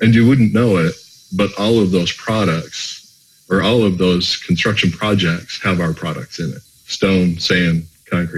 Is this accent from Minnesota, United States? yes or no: yes; a northern suburb of Minneapolis, Minnesota, United States; I'm Minnesota born and raised, a northern suburb of Minneapolis.